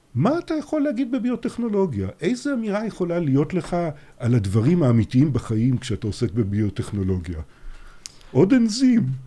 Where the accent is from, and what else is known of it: Haifa, Haifa District, Israel; born or raised there